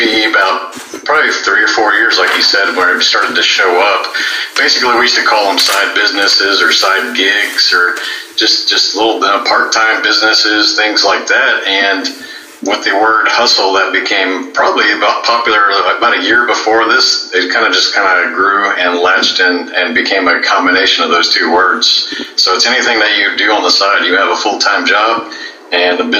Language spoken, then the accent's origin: English; Houston, Texas, United States; I am a native Houstonian. I grew up here in the Houston area